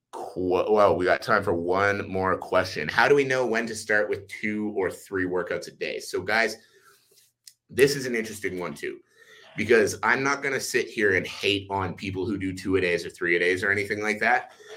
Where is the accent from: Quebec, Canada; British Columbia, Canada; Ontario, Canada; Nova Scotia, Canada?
Ontario, Canada; Ottawa; now in Calgary, Canada; I live in Calgary, Alberta, uh, but I was born in Ottawa, Ontario